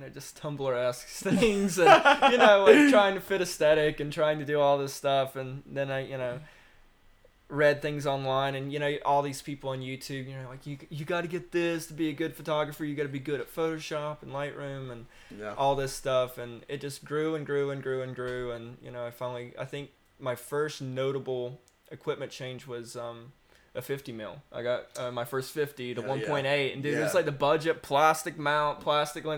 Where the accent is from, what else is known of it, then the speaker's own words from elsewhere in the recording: Lexington, North Carolina, United States; also born or lived in Winston-Salem, North Carolina; I was born in Winston in Forsyth County, but born and raised really in Lexington, still where I reside.